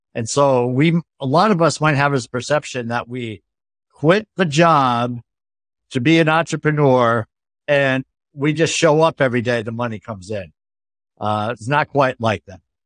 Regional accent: Northeast, United States; I come from the Northeast

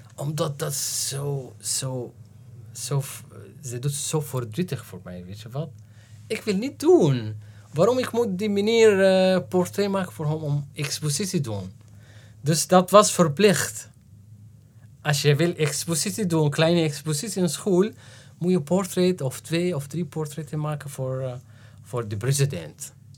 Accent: Damascus, Damascus Governorate, Syria; Dutch is a second language; moved away as an adult; also born or lived in Aleppo, Syria; now in Netherlands; ik ben geboren in Aleppo, 1972 Dus ik ben gegroeid in Aleppo tot, eh, tot zeven of acht jaar en daarna in, in Damascus.

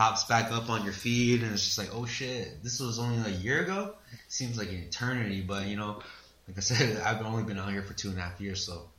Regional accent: Iowa, United States; moved away as an adult; now in California, United States; I'm from Iowa

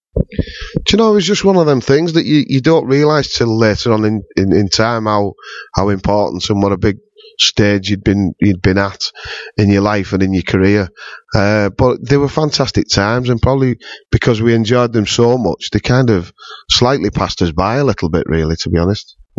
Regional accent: St Helens, North West England, United Kingdom; my hometown

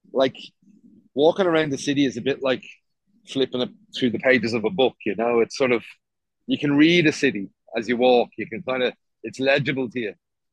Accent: Bray, Leinster, Ireland; now in Dublin, Ireland; And I grew up in Bray, which is a place with an amazing mixture of social classes

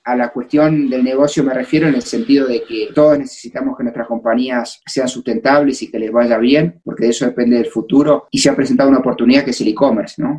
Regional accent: Argentina; accent: argentino; moved away as an adult; now in Mexico; yo soy argentino

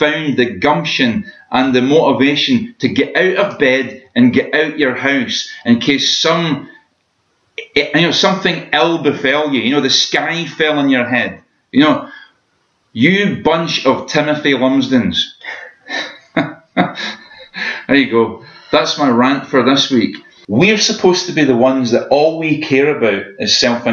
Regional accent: Scotland, United Kingdom; what it means to be Scottish

